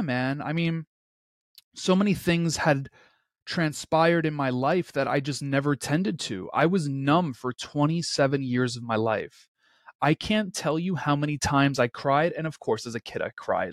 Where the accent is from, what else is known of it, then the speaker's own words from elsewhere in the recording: New York City, New York, United States; born and rains, raised in Queens, New York